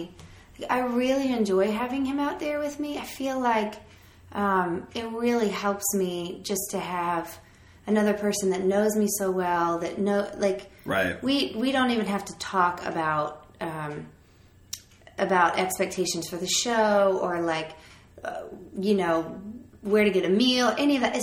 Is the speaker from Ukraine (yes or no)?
no; Chesapeake, Virginia, United States; I'm from Chesapeake, Virginia